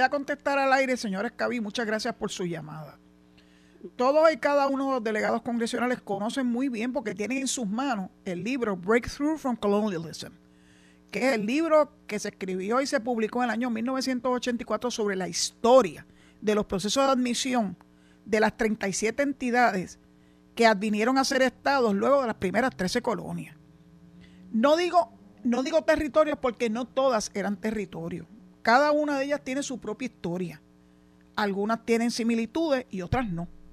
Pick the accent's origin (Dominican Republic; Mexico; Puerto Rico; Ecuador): Puerto Rico; vivimos aquí, nacimos aquí